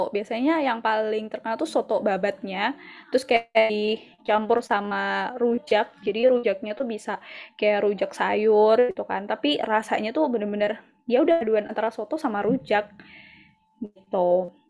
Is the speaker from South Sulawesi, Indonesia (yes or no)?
no; Banyuwangi, East Java, Indonesia; aku sendiri sebagai orang Banyuwangi kayak aku masih belum banyak eksplor loh tentang Banyuwangi gitu